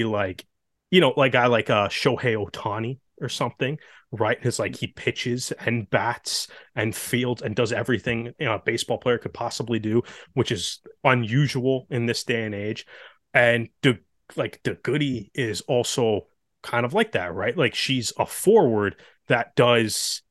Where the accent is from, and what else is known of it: Canada